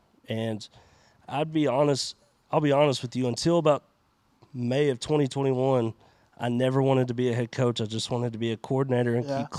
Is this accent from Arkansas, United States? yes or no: yes; Pine Bluff, Arkansas, United States; moved away as an adult; now in Odessa, United States; Yeah, so I'm originally from Pine Bluff, Arkansas. Spent 18 years there.